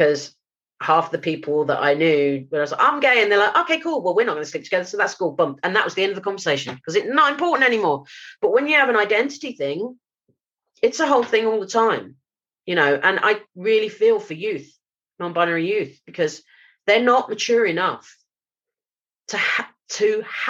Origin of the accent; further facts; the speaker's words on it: London, United Kingdom; moved away; Jamaican community that I grew up around in South London